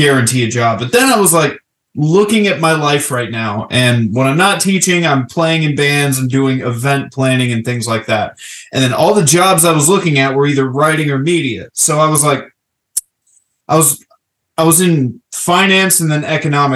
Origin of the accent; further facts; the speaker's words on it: Florida, United States; I'm originally from Florida